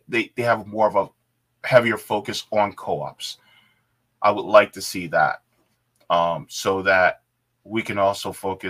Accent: New York, United States; I'm from New York State, the biggest union state in the country

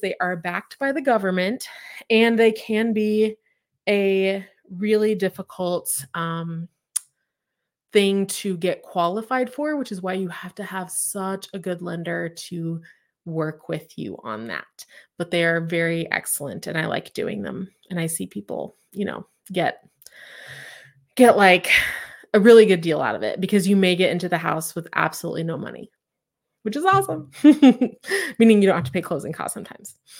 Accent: Claremore, Oklahoma, United States; I'm from Claremore, which is outside of, or, like, Claremore is outside of Tulsa

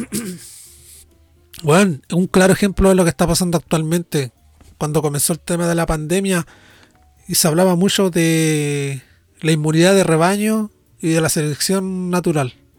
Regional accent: Norte Grande, Chile; accent: nortino; yo, siendo nortino, hablo un poco más lento que el general de los nortinos

